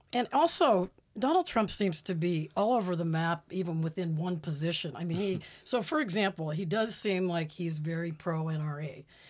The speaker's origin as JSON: {"language": "English", "town": "Pittsburgh", "region": "Pennsylvania", "country": "United States", "moved": "yes", "said": "I am from um, Pennsylvania. I'm from Pittsburgh originally"}